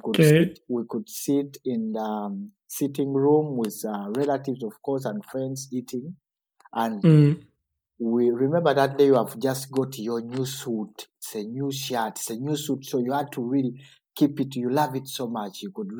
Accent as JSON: {"language": "English", "country": "Uganda", "tie": "born or raised there", "moved": "yes", "lives_now": "Kassel, Germany", "said": "growing up in Uganda"}